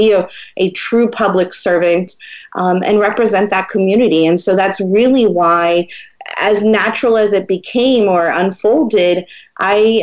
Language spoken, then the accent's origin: English; San Antonio, Texas, United States; moved away as an adult; also born or lived in Portland, Oregon; someone that is from San Antonio